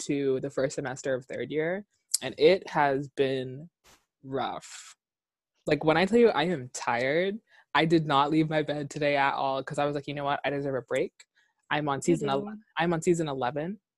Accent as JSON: {"language": "English", "town": "Nassau", "region": "New Providence", "country": "Bahamas", "tie": "born or raised there", "moved": "as an adult", "lives_now": "Edinburgh, United Kingdom", "said": "I was born and raised in Nassau, Bahamas"}